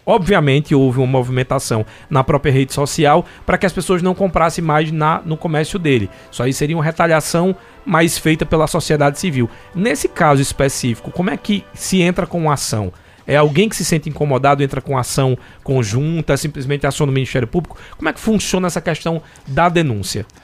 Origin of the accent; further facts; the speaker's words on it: Northeast Region, Brazil; eu também sou nordestino